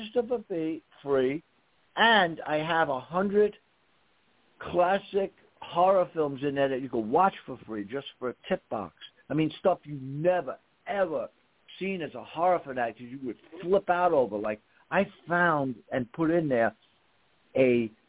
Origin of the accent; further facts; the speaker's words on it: New York, United States; I'm a New Yorker